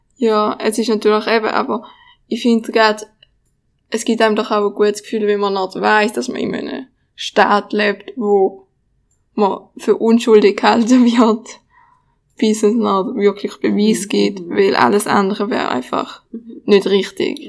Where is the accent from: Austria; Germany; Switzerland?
Switzerland; bei uns in der Schweiz